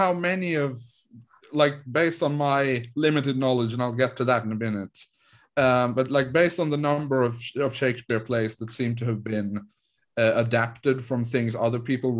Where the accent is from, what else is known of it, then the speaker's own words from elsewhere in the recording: Sweden; English is a second language; And I am from a town in rural Sweden.